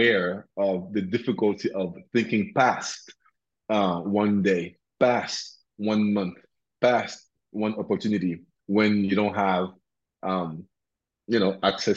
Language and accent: English; Cameroon; also born or lived in Addis Ababa, Ethiopia / Lagos, Nigeria / Cotonou, Benin / Accra, Ghana; now in United States; I'm from Cameroon originally, right? So in West Africa